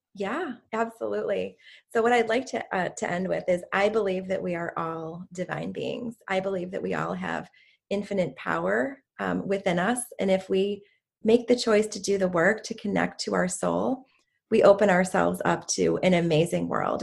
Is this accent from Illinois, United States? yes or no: yes; Chicago, Illinois, United States; I'm from the Chicago area, Chicago, okay. Illinois